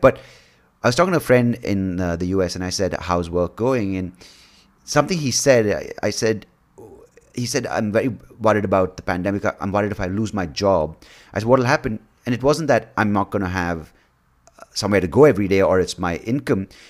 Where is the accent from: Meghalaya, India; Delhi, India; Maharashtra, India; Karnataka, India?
Karnataka, India; Bangalore; I'm from Bangalore, India. I was born here.